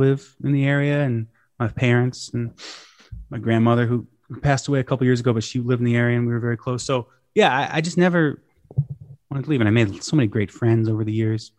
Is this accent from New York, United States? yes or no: yes; Shawangunk Mountains, New York, United States; now in Kingston, United States; I spent a lot of my life growing up, like, a little bit south of the Catskills in the Shawangunk Mountains